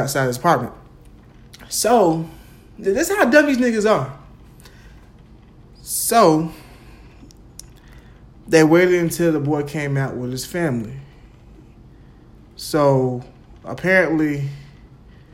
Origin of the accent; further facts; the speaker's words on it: Jacksonville, United States; Me growing up in Jacksonville